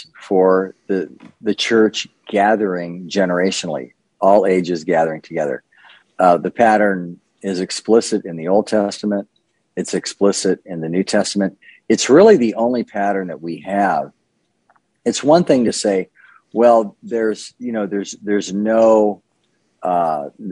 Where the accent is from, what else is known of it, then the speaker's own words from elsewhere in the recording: Southern California, United States; moved away as an adult; now in Wake Forest, United States; I grew up in Southern California, spent the first half of my life there